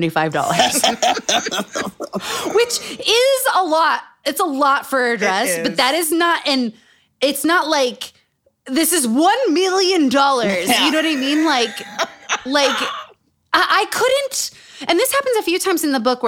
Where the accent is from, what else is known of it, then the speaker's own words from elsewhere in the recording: Utah, United States; Growing up in Utah.